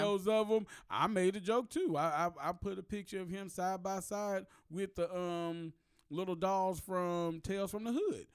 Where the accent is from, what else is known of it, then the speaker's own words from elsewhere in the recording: United States; I am American, but my ancestors were African